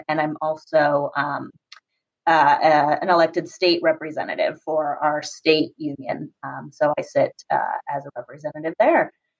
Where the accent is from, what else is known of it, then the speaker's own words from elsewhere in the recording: Santa Clarita, California, United States; also born or lived in London / New York City / Panama / Spain; I'm originally from Santa Clarita. That's where we met, where I grew up. My parents still live there.